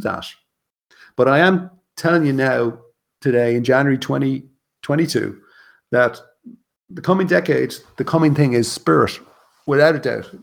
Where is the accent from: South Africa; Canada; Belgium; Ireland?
Ireland; in Ireland, and being Irish, and being raised a Catholic